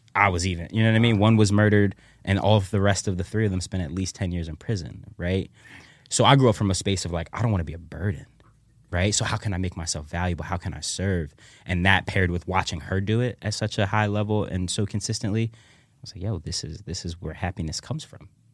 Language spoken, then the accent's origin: English; Philadelphia, Pennsylvania, United States; I grew up in the Germantown section of ci-, of, of the city